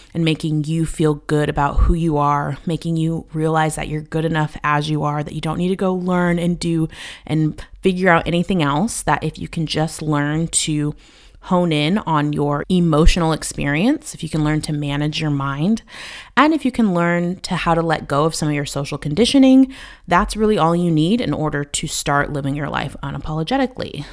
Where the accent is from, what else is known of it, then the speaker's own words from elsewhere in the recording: United States; moved away as an adult; also born or lived in Spain; now in Albania; as an American